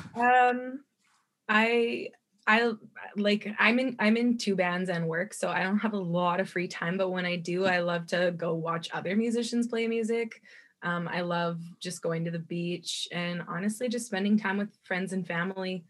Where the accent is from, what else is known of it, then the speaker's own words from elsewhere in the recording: Kelowna, British Columbia, Canada; now in Vancouver, Canada; I grew up in Kelowna, BC, which is in the Okanagan here.